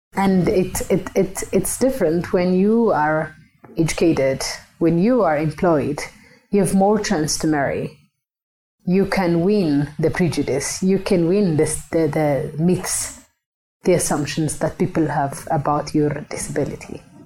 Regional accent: Ethiopia; moved away; I am uh, originally from Ethiopia, but I work now globally

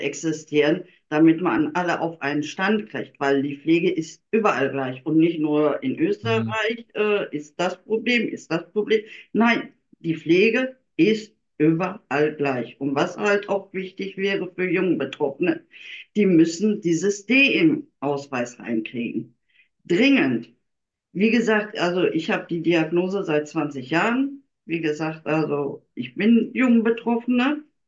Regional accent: Germany; ich komme ja aus Deutschland

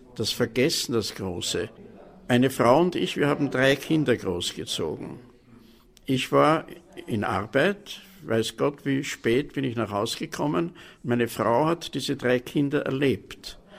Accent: Vienna, Austria; born or raised there

